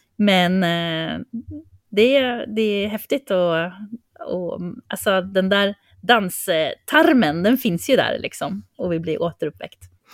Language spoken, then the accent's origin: Swedish; Sweden; vi som svenskar